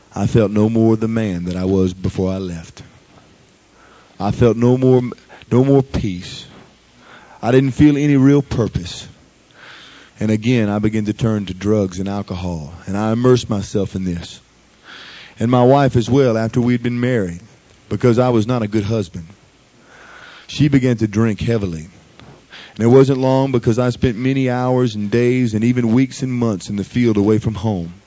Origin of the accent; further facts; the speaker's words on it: Baton Rouge, Louisiana, United States; I grew up here in Baton Rouge